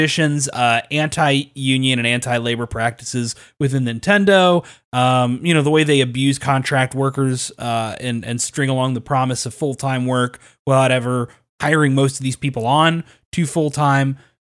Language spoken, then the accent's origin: English; Kentucky, United States; I'm from Kentucky.